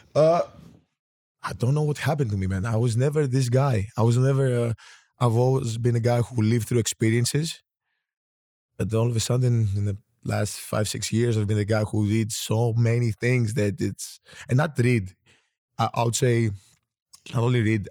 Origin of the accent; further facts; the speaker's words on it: Greece; I was born and raised in Greece